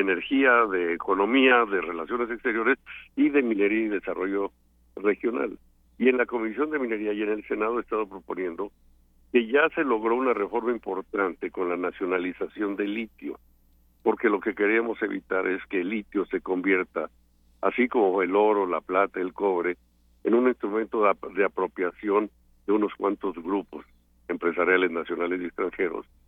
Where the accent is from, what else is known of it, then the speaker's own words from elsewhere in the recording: Mexico; moved away; also born or lived in Canada; soy mexicano. Soy mexicano